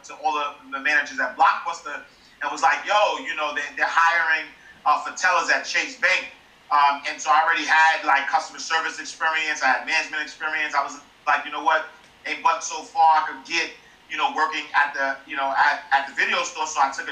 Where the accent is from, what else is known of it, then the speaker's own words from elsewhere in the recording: New York City, New York, United States; I'm a kid from Harlem